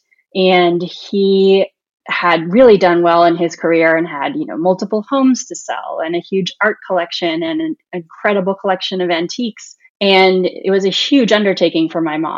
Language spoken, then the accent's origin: English; Pasadena, California, United States; I grew up in Pasadena in Southern California